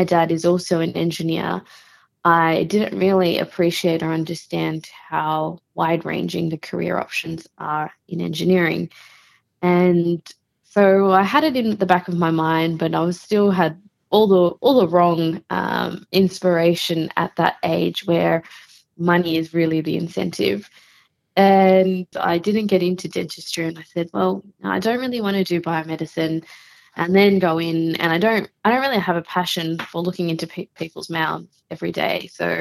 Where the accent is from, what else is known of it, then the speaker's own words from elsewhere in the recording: Melbourne, Victoria, Australia; I was born and raised in Melbourne